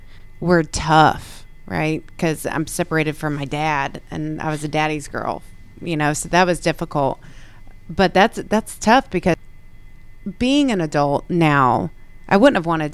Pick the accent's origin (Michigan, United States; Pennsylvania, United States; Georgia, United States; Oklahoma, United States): Georgia, United States; Snellville; moved away; also born or lived in Illinois; I was born and raised in Snellville, Georgia, in Gwinnett County